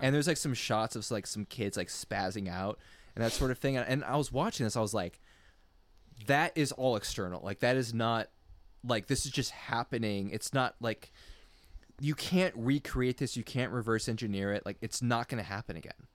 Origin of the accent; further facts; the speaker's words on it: United States; I'm strictly American of French descent